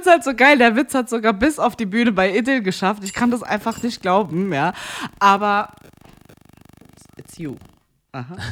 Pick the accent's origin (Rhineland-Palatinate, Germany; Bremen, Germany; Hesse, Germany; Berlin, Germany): Hesse, Germany; Frankfurt; Nee, nee, eigentlich Frankfurt. Nee, eigentlich Bockenheim.